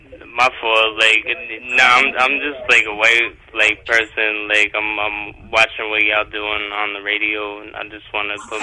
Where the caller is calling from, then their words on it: Albany, New York, United States; I'm calling from Albany, New York.